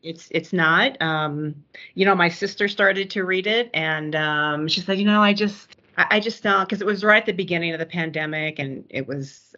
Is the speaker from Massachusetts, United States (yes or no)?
no; Omaha, Nebraska, United States; I grew up in Omaha